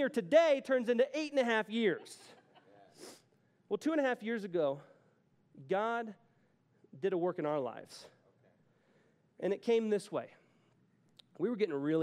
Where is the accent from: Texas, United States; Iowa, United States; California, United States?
Texas, United States; moved away as an adult; now in Denver, United States; I'm from Texas, but I moved here.